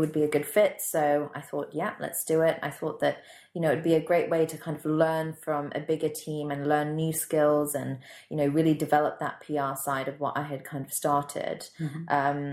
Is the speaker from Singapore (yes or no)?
yes; Singapore; moved away as an adult; also born or lived in London; I had lots of friends who lived in London who I grew up with in Singapore